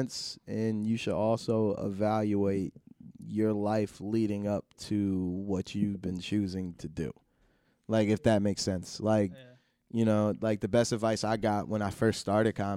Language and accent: English; Plainfield, New Jersey, United States; I'm from Plainfield